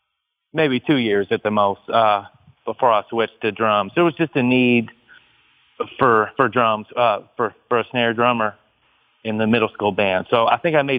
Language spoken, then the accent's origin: English; Louisville, Kentucky, United States; moved away as an adult; now in Texas, United States; I was born and raised in Louisville, which is about an hour away from Georgetown. And, I was there for 35 years.